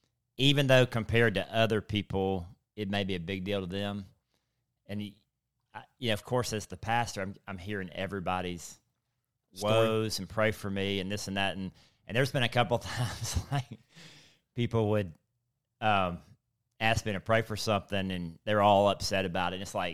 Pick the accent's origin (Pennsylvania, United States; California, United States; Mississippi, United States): Mississippi, United States; I'm from South Mississippi.